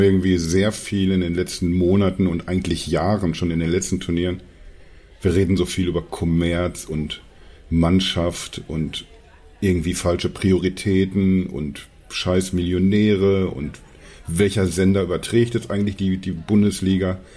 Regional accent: Dortmund, North Rhine-Westphalia, Germany; ich komme ja, also gebürtig aus Dortmund, habe sehr lange zwar irgendwie so in der Nähe von Dortmund gewohnt

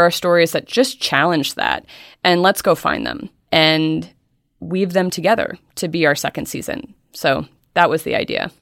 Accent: Helena, Montana, United States; moved away; I grew up in Helena, Montana

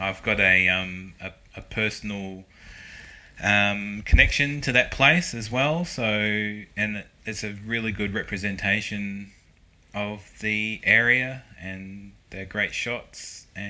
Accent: Christchurch, Canterbury, New Zealand; I'm from Christchurch.

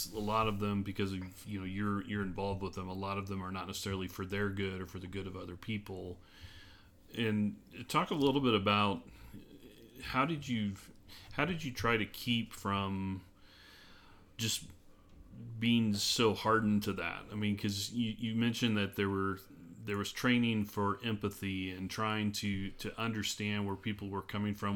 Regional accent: Midwest, United States; moved away; I grew up in the Midwest.

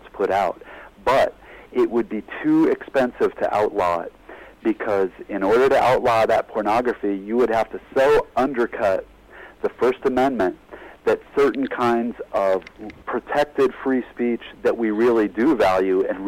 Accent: United States; As an American

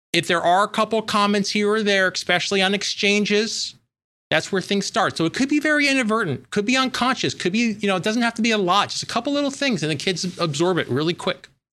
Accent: New York, United States; I'm from New York

